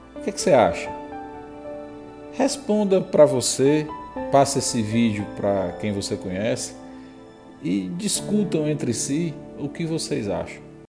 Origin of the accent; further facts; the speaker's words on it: Northeast Region, Brazil; nós nordestinos